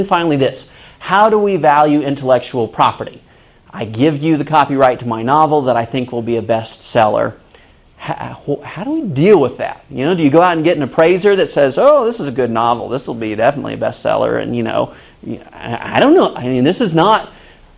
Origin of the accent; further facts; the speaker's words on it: Kansas City, United States; moved away; I'm originally from Kansas City.